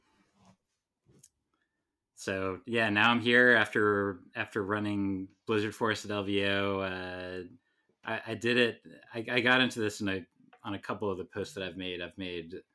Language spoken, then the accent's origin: English; Baltimore, Maryland, United States; now in Seattle, United States; I grew up in Baltimore